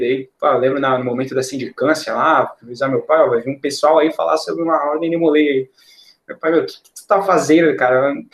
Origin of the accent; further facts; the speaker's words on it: Balneário Camboriú, Santa Catarina, Brazil; also born or lived in Passo Fundo, Rio Grande do Sul; Eu vim morar em Balneário Camboriú quando eu tinha aproximadamente uns seis anos, cinco para seis anos, no ano de 2002. E desde então eu cresci aqui